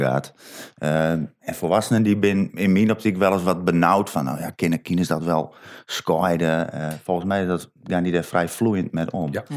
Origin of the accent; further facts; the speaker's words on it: Sint Annaparochie, Friesland, Netherlands; ik kom van Sint-Anne